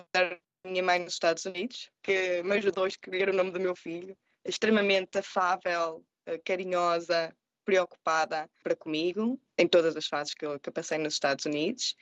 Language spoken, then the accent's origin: Portuguese; Portugal; moved away as an adult; also born or lived in Murcia, Spain / Madison, United States; now in United States; Sou portuguesa com muito amor pelos meus e pela minha terra